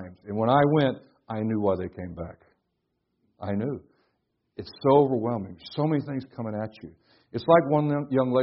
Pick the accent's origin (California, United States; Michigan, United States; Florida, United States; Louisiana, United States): Florida, United States; I'm from Florida